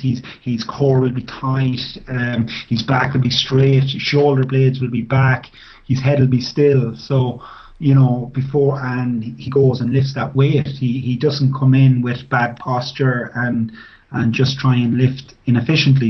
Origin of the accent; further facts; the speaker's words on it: Tullamore, Leinster, Ireland; I started off playing as a as a young guy at six years of age with my local club, which was uh, Tullamore Rugby Club